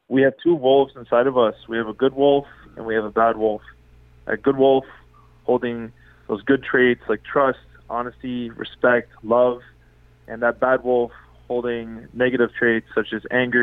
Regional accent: Ottawa, Ontario, Canada; Born and raised in unceded, unsurrendered Algonquin territory, which is now referred to as Ottawa, Ontario, Canada.

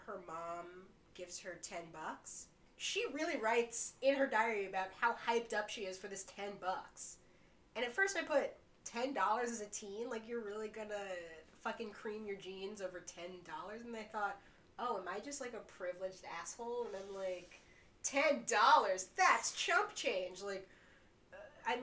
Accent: New York, United States; born or raised there

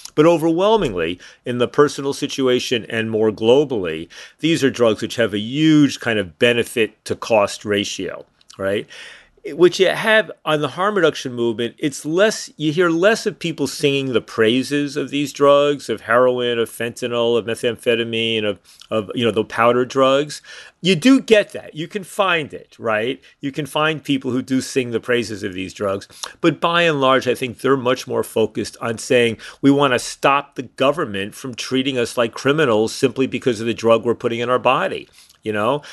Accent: suburbs of New York City, United States; moved away as an adult; also born or lived in Montreal; I grew up in New York, outside New York City, in the suburb of New York City

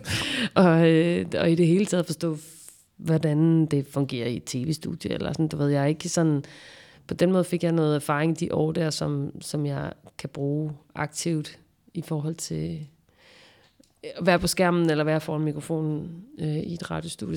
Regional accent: Nyborg, Southern Denmark, Denmark; det her kollektive miljø, som jeg voksede op i i Nyborg

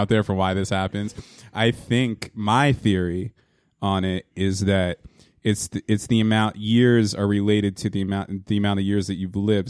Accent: Hazlet, New Jersey, United States; also born or lived in Wildwood, New Jersey / Yonkers / Staten Island; Finally came to Hazlitt, New Jersey, um, uh, in, uh, nineteen eighty-three when I was three years old

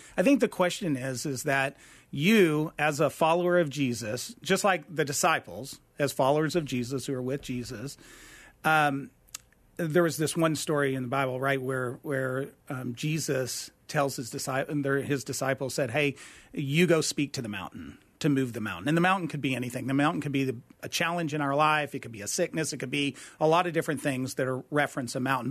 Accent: Lubbock, Texas, United States; moved away as an adult; also born or lived in Austin, Texas; now in Phoenix, United States; I was born in Lubbock, Texas, grew up, went to the University of Texas at Austin

